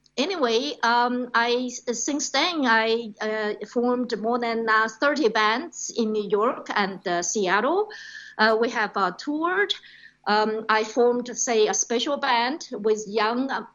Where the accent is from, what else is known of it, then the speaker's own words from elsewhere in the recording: China; moved away as an adult; also born or lived in Australia / Hong Kong; now in United States; growing up in China, then studying and working as a radio journalist in Australia in the 90s